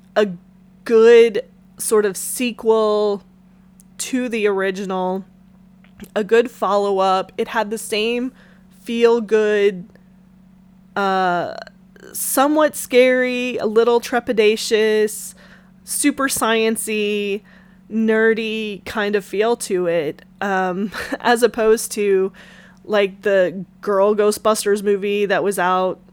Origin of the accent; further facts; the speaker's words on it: the South, United States; growing up in the South, where everybody's got a church